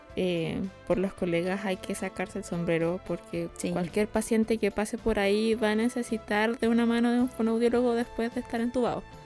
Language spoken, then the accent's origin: Spanish; Chile; nosotros como chilenos